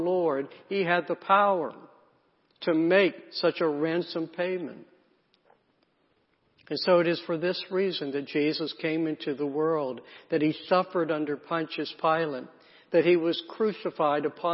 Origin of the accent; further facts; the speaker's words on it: South Carolina, United States; I grew up in the South, in South Carolina, in a small town.